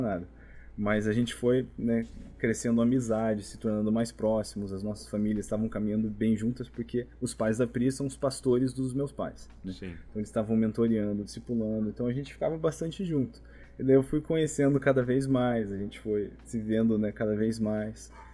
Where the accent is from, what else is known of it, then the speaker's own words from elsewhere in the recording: Brazil; now in United States; a gente, como brasileiro